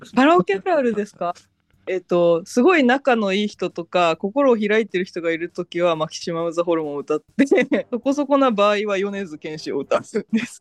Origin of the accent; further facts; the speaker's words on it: Fukuoka, Japan; accent: Hakata dialect; moved away; 私は福岡出身